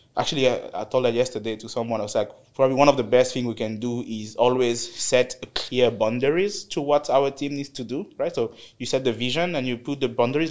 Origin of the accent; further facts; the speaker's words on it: DR Congo; moved away as an adult; also born or lived in South Africa; now in United Arab Emirates; I'm from Congo, DRC. Um, actually started my career there. So I finished university in DRC in 2013